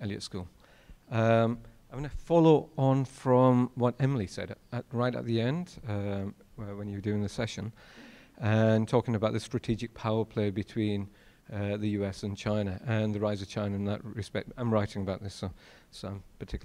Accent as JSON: {"language": "English", "country": "United Kingdom", "said": "I'm a Brit"}